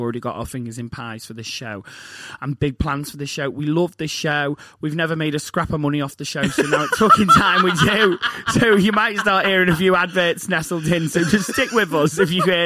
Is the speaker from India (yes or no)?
no; Liverpool, North West England, United Kingdom; because I'm from Liverpool, it's like, I'm from Liverpool.